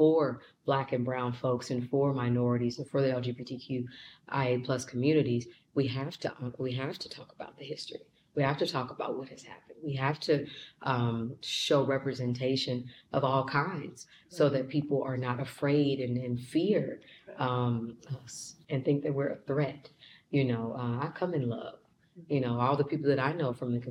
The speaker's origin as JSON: {"language": "English", "town": "Kansas City", "region": "Kansas", "country": "United States", "tie": "born or raised there", "also_born_or_lived": "Missouri", "moved": "yes", "said": "I was born and raised in Kansas City, Kansas, so I know that like the back of my hand"}